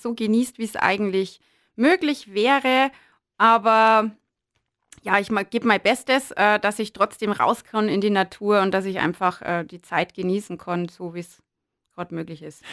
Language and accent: German; Berchtesgaden, Bavaria, Germany; also born or lived in Bischofswiesen; ich äh, bin aus dem südlichen Landkreis. Genau, bin in Berchtesgaden geboren